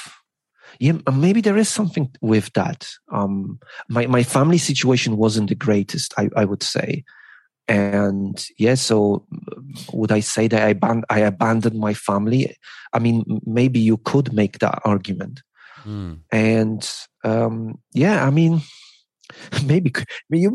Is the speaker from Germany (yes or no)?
no; Poland; English is a second language; moved away as an adult; also born or lived in United Kingdom; now in Beijing, China; I kind of like abandoned my home and my family, because I grew up in Poland